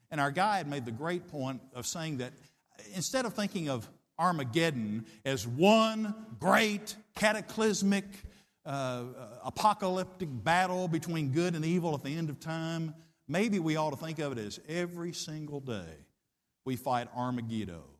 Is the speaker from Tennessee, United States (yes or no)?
yes; Middle Tennessee, United States; I grew up in Middle Tennessee in the fifties and sixties